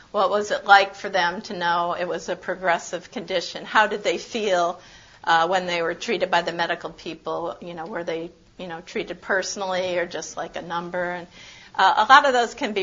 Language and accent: English; San Antonio, Texas, United States; I'm from San Antonio.